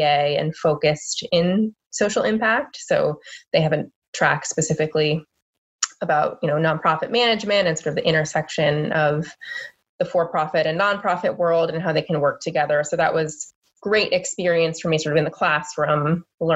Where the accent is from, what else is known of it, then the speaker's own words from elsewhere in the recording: Boston, Massachusetts, United States; also born or lived in North Carolina; But I grew up in the Boston area.